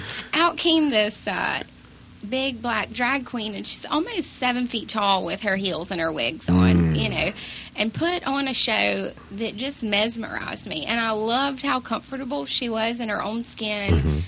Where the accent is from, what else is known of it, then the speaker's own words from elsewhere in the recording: Mobile, Alabama, United States; moved away as an adult; also born or lived in Pensacola, Florida / Santa Barbara, California; now in Los Angeles, United States; I moved from Mobile, Alabama to Pensacola, Florida.